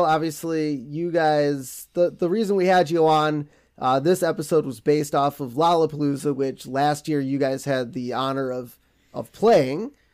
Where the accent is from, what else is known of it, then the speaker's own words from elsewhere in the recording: Wisconsin, United States; now in Minnesota, United States; we grew up in Wisconsin